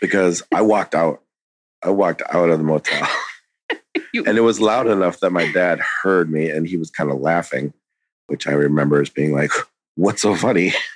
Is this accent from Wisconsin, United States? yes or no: yes; Wisconsin, United States; I was born in Wisconsin